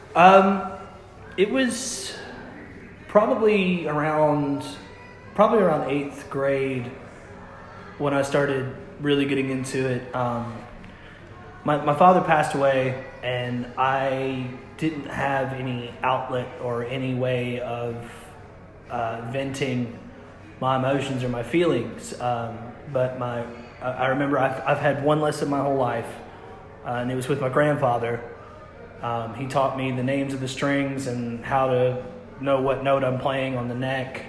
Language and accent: English; Russellville, Kentucky, United States; I grew up uh, in Russellville pretty much my whole life